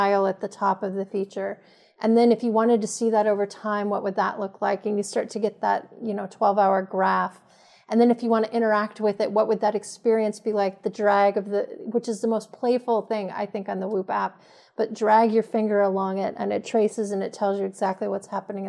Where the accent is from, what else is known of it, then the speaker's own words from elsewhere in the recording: Montana, United States; moved away; also born or lived in Los Angeles area; I grew up in Montana